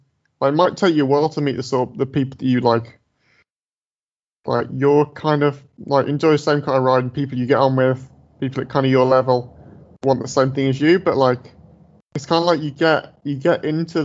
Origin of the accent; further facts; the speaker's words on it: Dudley, West Midlands, United Kingdom; moved away as an adult; now in Edinburgh, United Kingdom; I grew up in the Midlands, like in Dudley, like not far from Birmingham in England